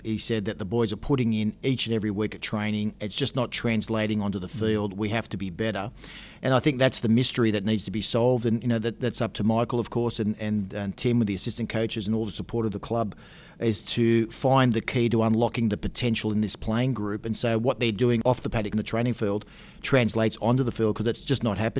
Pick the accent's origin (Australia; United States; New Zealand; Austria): Australia; I'm Australian-born and Australian